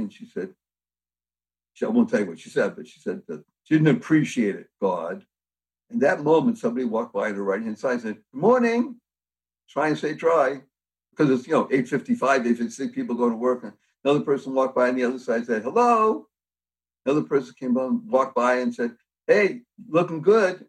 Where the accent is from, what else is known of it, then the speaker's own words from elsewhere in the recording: Boston, Massachusetts, United States; I come from Boston, Massachusetts, so I know a little bit about New England